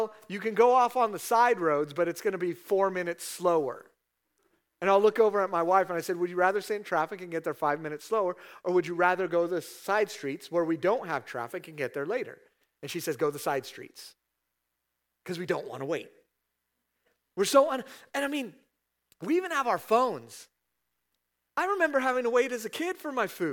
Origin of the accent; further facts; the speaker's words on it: California, United States; now in Statesville, United States; I'm from California